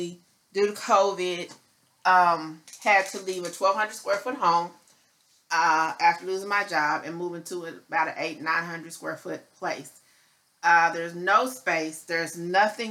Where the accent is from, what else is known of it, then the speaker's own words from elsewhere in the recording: Midwest, United States; now in Dallas, United States; I am not a Texas native, so I grew up in the Midwest